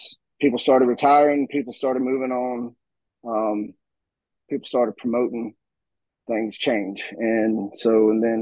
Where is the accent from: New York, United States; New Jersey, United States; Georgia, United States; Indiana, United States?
Georgia, United States; right outside of Atlanta, in Gwinnett County; moved away as an adult; now in Northeast Georgia, United States; I was born and raised in right outside of Atlanta, Georgia, in Gwinnett County